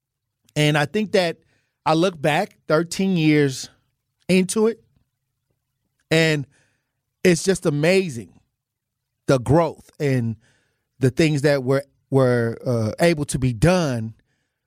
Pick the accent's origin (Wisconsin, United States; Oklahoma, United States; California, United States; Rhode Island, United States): Wisconsin, United States; Milwaukee; moved away as an adult; also born or lived in Iowa / Minnesota; I was born and raised in Milwaukee, but I left and went to Iowa, Minnesota for 11 years.